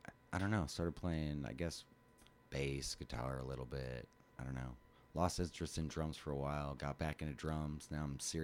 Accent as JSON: {"language": "English", "region": "Alaska", "country": "United States", "tie": "born or raised there", "also_born_or_lived": "Bellingham, Washington", "moved": "as an adult", "lives_now": "Portland, United States", "said": "Moved to Alaska when I was about 2 years old."}